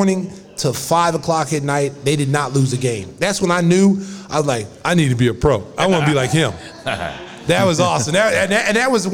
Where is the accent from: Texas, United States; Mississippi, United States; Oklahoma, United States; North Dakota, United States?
Oklahoma, United States; moved away; Growing up in Oklahoma